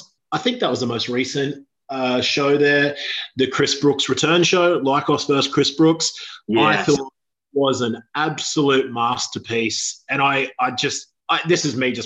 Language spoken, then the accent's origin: English; Australia; I'm from Australia.